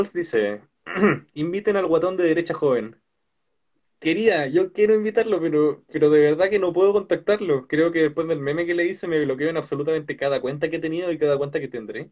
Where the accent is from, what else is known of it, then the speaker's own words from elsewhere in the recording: Valparaíso, Chile; nosotros somos de Valparaíso.